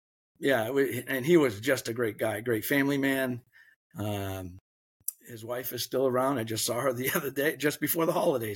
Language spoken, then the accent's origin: English; Biddeford, Maine, United States; growing up in Biddeford Saco area